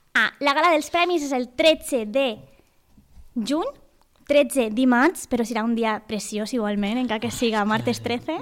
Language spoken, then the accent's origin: Catalan; Valencian Community, Spain; sóc Valenca de tota la vida